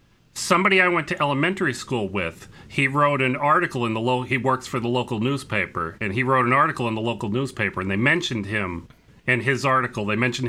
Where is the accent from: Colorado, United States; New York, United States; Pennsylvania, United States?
Pennsylvania, United States; Scranton; my hometown is called the electric city